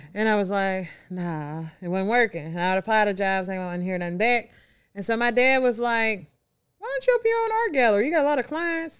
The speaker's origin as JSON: {"language": "English", "town": "Louisville", "region": "Kentucky", "country": "United States", "tie": "born or raised there", "moved": "as an adult", "lives_now": "Memphis, United States", "said": "I'm originally from Louisville, Kentucky, born and raised."}